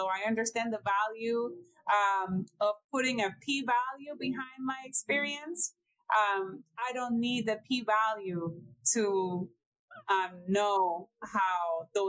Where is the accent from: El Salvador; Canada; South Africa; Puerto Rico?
Puerto Rico; Ponce; now in United States; I am born and raised in Ponce, Puerto Rico.